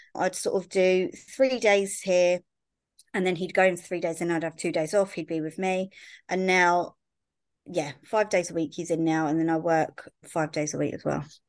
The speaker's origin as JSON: {"language": "English", "town": "Brighton", "region": "South East England", "country": "United Kingdom", "said": "I'm from Brighton, but my mum and dad used to sort of buy and sell properties around, like, little villages"}